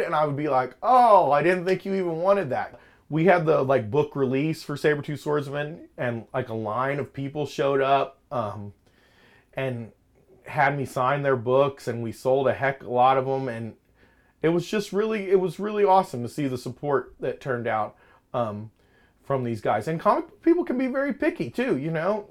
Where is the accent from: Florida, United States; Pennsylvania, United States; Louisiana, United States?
Florida, United States; Lakeland; growing up in Lakeland